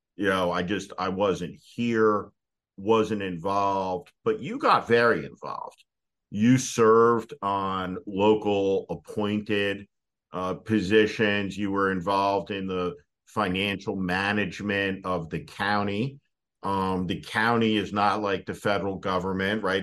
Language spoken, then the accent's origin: English; New Jersey, United States; accent: New Jersey; my native New Jersey dialect